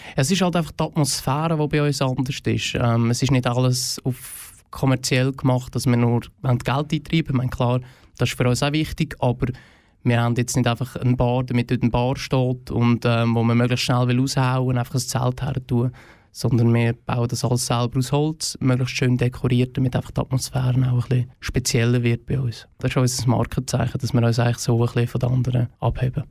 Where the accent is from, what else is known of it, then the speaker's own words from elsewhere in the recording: Oberfrick, Aargau, Switzerland; also born or lived in Frick; Ich bin selber aus dem Fricktal, ja. Ich bin cool. auf Oberfrick aufgewachsen